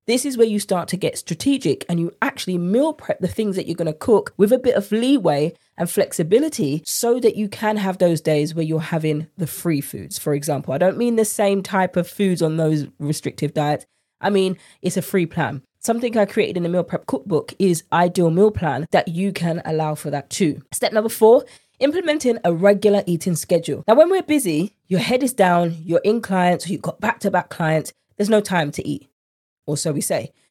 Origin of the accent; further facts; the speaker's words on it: United Kingdom; accent: British; my British accent